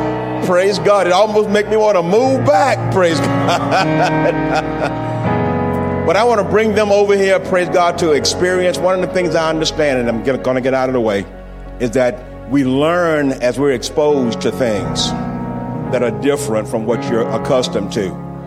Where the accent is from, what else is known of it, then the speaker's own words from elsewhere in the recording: Slidell, Louisiana, United States; moved away; also born or lived in Lake Charles, Louisiana; I'm an old Louisiana boy myself. I was raised in Slidell, Louisiana. Amen. I know about, I was lived in Lake Charles up until a few years ago.